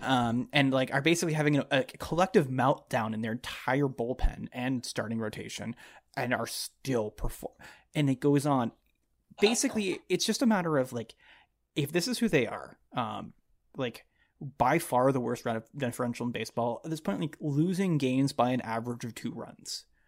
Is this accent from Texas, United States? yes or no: yes; Dallas, Texas, United States; I grew up in the Dallas area